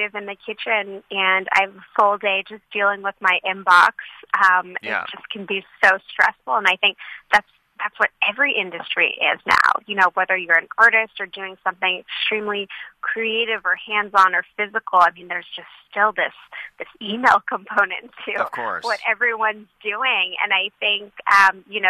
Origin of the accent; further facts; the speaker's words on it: Santa Monica, California, United States; I grew up in Los Angeles